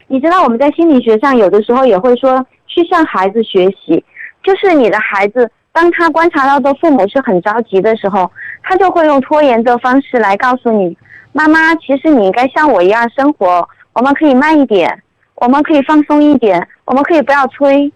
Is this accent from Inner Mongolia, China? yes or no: no; Chengdu, Sichuan, China; accent: Chengdu dialect; 我们成都话